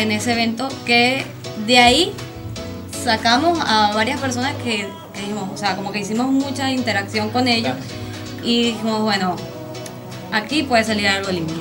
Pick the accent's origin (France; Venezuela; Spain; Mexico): Venezuela; now in Argentina; todos son, somos venezolanos